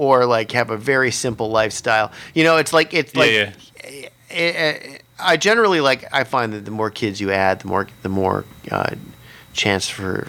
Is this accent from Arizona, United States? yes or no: yes; Phoenix, Arizona, United States; I grew up in Phoenix